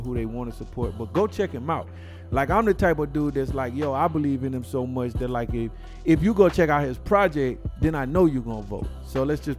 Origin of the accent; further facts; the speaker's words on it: the South, United States; I'm from the South